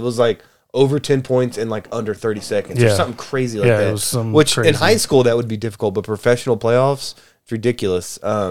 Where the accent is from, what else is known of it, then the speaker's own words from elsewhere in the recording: United States; I'm an American.